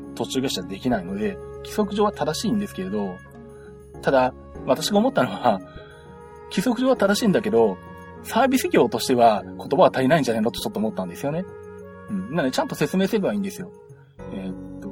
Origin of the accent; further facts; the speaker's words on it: Nagoya, Aichi, Japan; 私名古屋出身